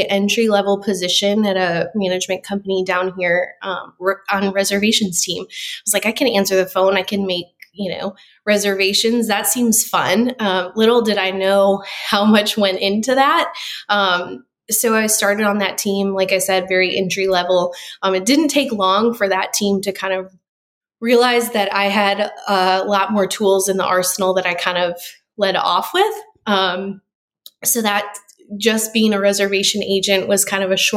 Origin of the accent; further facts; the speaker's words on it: Rockford, Illinois, United States; moved away as an adult; also born or lived in Chicago, Illinois; now in Gulf Shores, United States; I'm originally from Rockford, Illinois, which is a suburb right outside of Chicago, born and raised there.